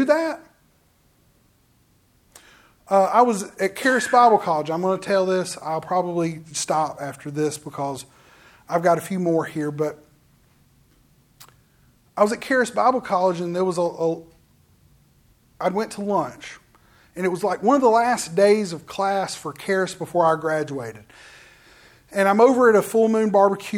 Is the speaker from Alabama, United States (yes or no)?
yes; Forestdale, Alabama, United States; I lived in Forestdale. I went to school at a little country school. And then I said, no, I went to West Jefferson High School.